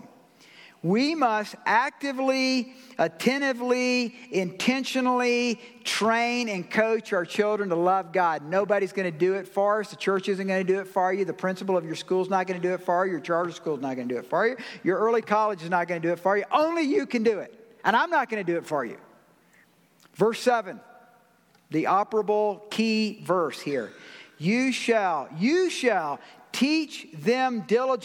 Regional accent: Georgia, United States; I'm from Georgia

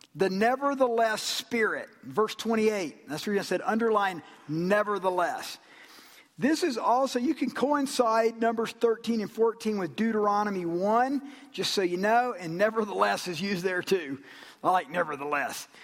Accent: Georgia, United States; I'm from Georgia.

